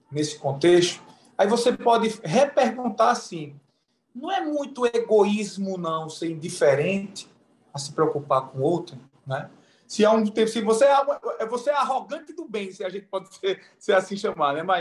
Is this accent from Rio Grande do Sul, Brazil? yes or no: no; Pernambuco, Brazil; eu sou pernambucano, se deu para notar o sotaque aí, né?